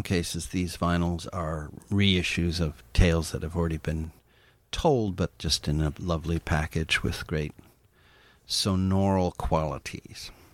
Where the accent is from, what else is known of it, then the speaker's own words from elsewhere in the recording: East Coast, United States; my hometown here in, uh, the East Coast.